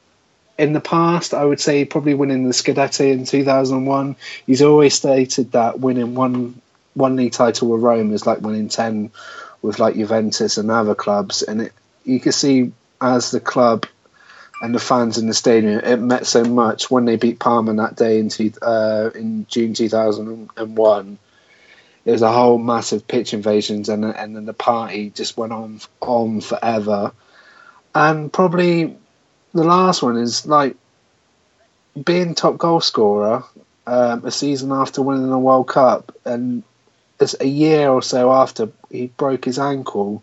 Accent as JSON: {"language": "English", "town": "Swindon", "region": "South West England", "country": "United Kingdom", "tie": "born or raised there", "said": "I'm born and bred in Swindon"}